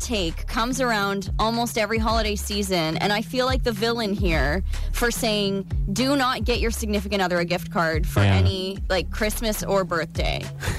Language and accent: English; East Coast, United States; moved away; we grew up on the East Coast